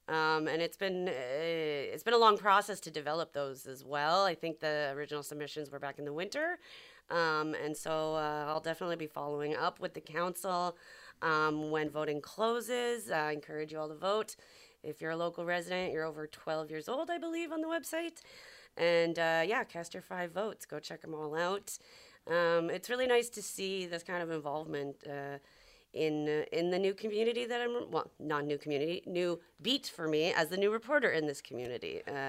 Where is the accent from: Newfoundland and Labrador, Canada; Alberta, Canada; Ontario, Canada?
Ontario, Canada; now in Montreal, Canada; we're both from Ontario